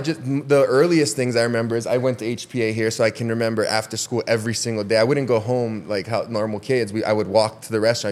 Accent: Waimea, Hawaii, United States; born and raised in Waimea

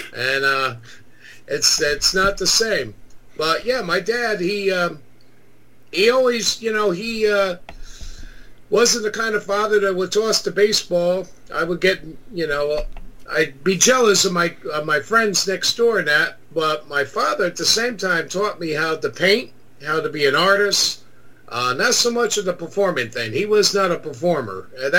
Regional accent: Newburgh, New York, United States; also born or lived in Poughkeepsie, New York; I grew up in the Hudson Valley. I was born in Poughkeepsie and lived in Newburgh.

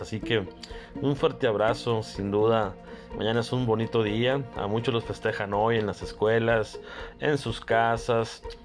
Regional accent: Carbó, Sonora, Mexico; desde mi pueblo, desde Carbó, Sonora.

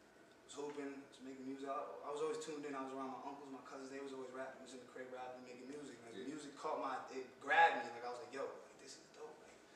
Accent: Jamaica; I'm Jamaican, so I was around music my whole life

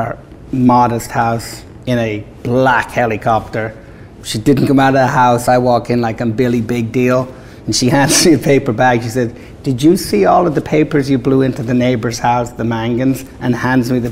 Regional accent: Ireland; moved away as an adult; now in United States; Growing up in Ireland, we were raised on America

